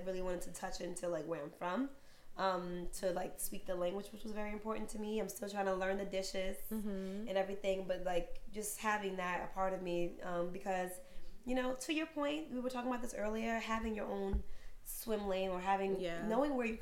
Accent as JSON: {"language": "English", "town": "New York City", "region": "New York", "country": "United States", "tie": "born or raised there", "said": "I was born and raised in Harlem"}